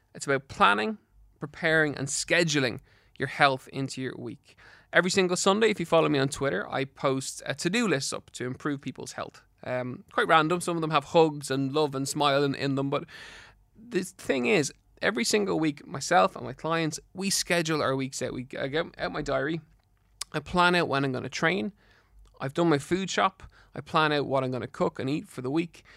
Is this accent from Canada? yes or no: no; Ireland; in Ireland